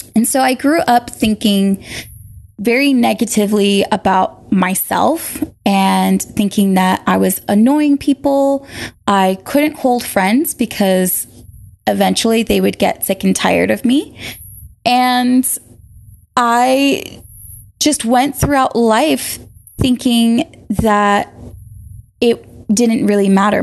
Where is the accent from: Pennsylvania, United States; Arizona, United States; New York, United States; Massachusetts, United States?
Massachusetts, United States; Boston; moved away as an adult; also born or lived in Maine; I was born and raised in Boston